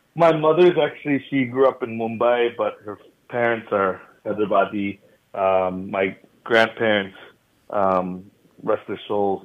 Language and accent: English; United States; growing up in America, I think, um, you, you know, it's. Uh, being American born, I, I still consider myself very much an American product